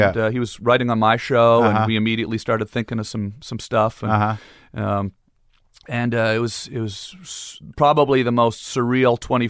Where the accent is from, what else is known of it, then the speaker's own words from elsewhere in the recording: Ottawa, Ontario, Canada; I'm from Ottawa, and I'm a little upset about this, and I'm Canadian. I want to show you how Canadians play hockey.